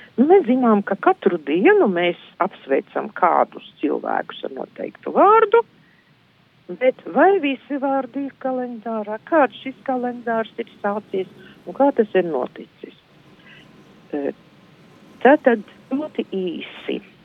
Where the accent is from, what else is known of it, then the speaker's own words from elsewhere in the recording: Izvalta, Latgale, Latvia; moved away as an adult; also born or lived in Šēdere, near Ilūkste; apmēram piecu gadu vecumā es nokļuvu pie vecmāmiņas. Un tas, tas bija izvaltas apkārtnē.